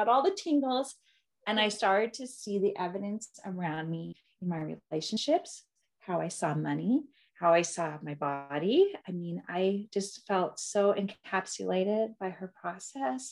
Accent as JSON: {"language": "English", "town": "Seattle", "region": "Washington", "country": "United States", "moved": "yes", "said": "I'm originally from Seattle"}